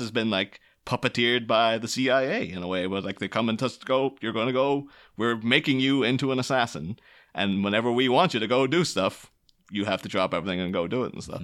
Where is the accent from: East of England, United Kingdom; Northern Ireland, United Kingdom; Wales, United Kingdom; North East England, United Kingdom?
Northern Ireland, United Kingdom; near Derry; I grew up near Derry in the 90s